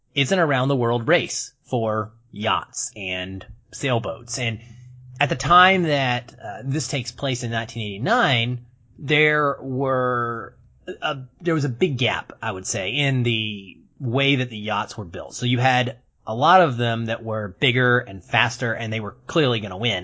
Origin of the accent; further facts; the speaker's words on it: United States; I'm American